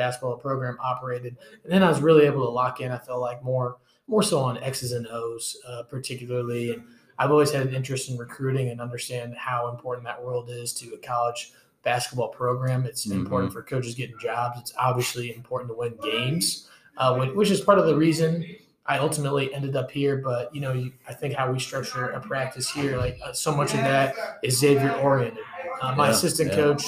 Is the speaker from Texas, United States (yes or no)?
no; Peoria, Illinois, United States; I'm from Peoria, Illinois.